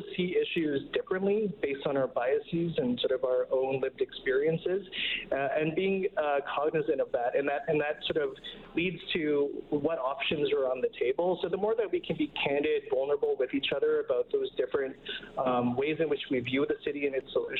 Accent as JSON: {"language": "English", "town": "Winnipeg", "region": "Manitoba", "country": "Canada", "moved": "yes", "lives_now": "Edmonton, Canada", "said": "I'm from Winnipeg, Manitoba"}